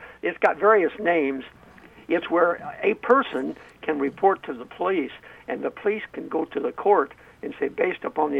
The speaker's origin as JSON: {"language": "English", "region": "Illinois", "country": "United States", "moved": "yes", "said": "Now, I'm from Illinois originally"}